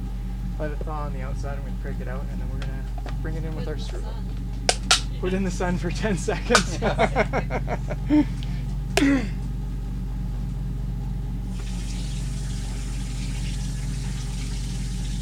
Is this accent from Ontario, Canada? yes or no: no; British Columbia, Canada; I'm from here